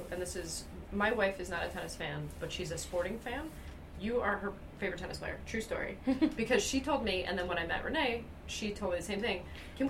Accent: Montreal, Quebec, Canada; I'm from Montreal

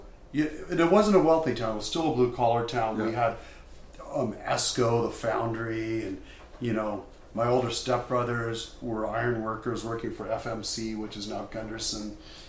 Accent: Portland, Oregon, United States; Born and raised. Born in the same hospital as my mom, my dad, my grandma Lucy was born in Portland. I'm not a pioneer. I don't go back that far, but I'm an odd duck in Portland.

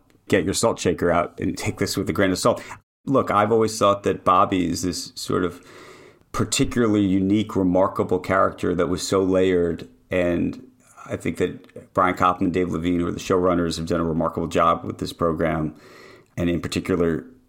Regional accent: New York, United States; It's Central Park West. Now, by the way, Upper West Side at late 70s, not what it is today, but yes.

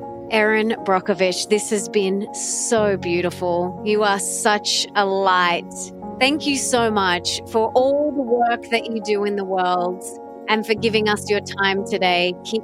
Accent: Sunshine Coast, Queensland, Australia; my hometown of the Sunshine Coast

